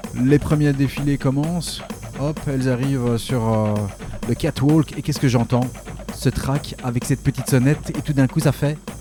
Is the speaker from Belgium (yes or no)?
yes; Belgium; accent: Belgian; mon accent belge